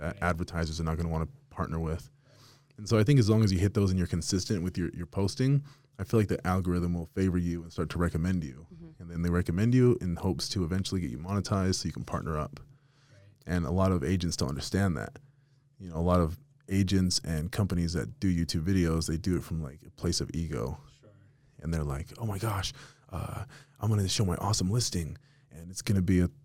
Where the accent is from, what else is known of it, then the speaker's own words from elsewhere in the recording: Las Vegas, Nevada, United States; now in Utah, United States; I'm from Vegas originally, and I still go back all the time